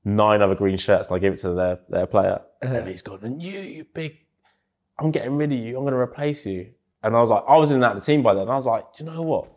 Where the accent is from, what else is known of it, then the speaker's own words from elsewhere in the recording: England, United Kingdom; I'm from England myself